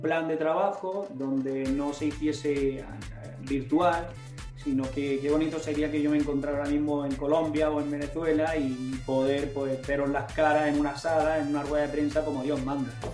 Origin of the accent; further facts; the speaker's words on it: Spain; desde aquí, desde, desde España